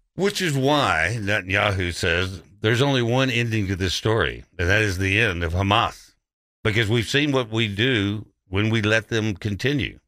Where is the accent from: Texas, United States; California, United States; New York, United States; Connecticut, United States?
Texas, United States; Odessa; now in Memphis, United States; There was probably three Jewish families in Odessa where I grew up.